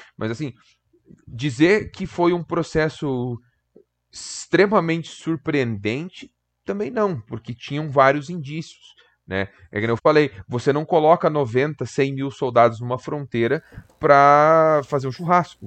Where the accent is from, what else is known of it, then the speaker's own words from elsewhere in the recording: Brazil; a gente é latino, a gente é brasileiro